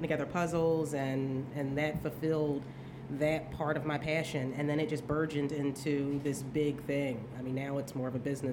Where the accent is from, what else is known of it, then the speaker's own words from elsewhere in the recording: Philadelphia, Pennsylvania, United States; I'm born and raised in Philadelphia